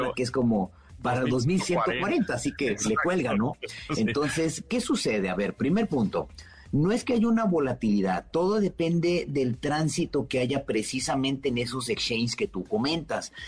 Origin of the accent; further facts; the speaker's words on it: Mexico; como buen mexicano